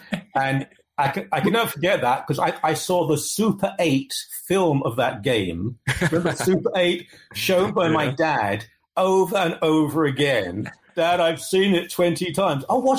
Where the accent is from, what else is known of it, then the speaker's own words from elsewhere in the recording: Ilford, London, United Kingdom; Well, I grew up in Ilford, which is East London, Essex area, which is very much a West Ham area.